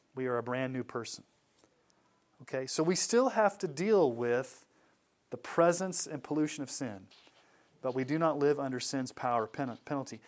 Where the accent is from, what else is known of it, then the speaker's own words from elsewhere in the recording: Texas, United States; When I was a kid growing up in Texas